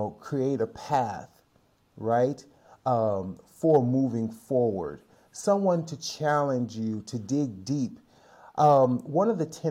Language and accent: English; Chicago, Illinois, United States; moved away as an adult; now in San Francisco Bay Area, United States; Longtime resident of the San Francisco Bay Area, although I'm originally from Chicago, Illinois